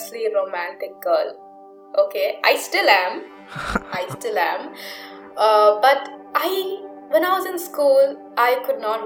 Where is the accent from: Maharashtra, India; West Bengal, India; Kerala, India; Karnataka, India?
Maharashtra, India; Pune; also born or lived in Nagpur; I am from Nagpur, but I grew up in Pune. So, I consider myself to be a Punekar. That is where most of my childhood was spent.